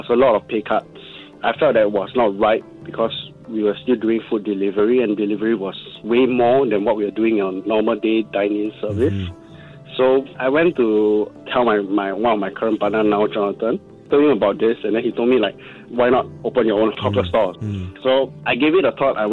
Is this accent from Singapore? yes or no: yes; Singapore; being a Singaporean, and especially our culture of hawker center